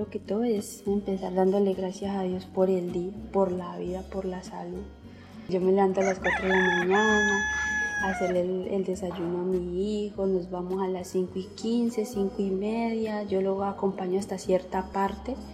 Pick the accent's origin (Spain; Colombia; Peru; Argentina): Colombia; Florida, Valle del Cauca; vengo del municipio de Florida, de la debería de Benecer. Tengo 25 años, yo soy casada